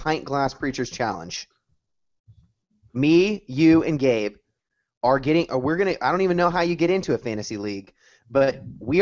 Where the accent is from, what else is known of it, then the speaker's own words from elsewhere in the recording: San Francisco Bay Area, California, United States; I grew up in the San Francisco Bay Area.